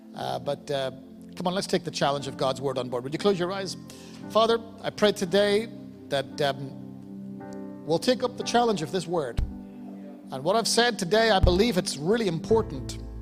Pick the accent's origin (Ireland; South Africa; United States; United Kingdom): Ireland; I'm Irish